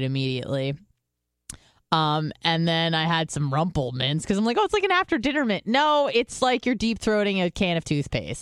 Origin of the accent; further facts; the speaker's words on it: California, United States; also born or lived in Israel; now in Florida, United States; I'm from California